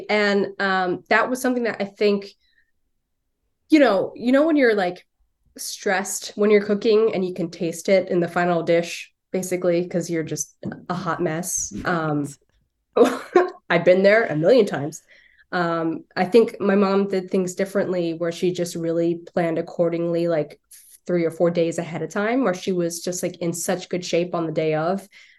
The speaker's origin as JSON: {"language": "English", "region": "New Jersey", "country": "United States", "accent": "Philly", "said": "I'm from South Jersey. And so I never think that I have an accent, but sometimes I get called out for, I guess it would technically be like a Philly accent"}